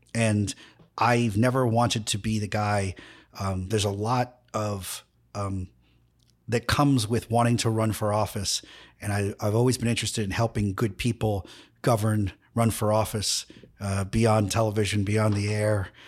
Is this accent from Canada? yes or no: no; New York City, New York, United States; I'm a guy from Queens